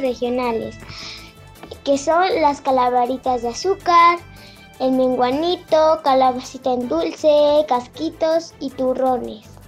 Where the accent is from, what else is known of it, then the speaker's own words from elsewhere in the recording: Mexico; Mi pueblo se llama Sachila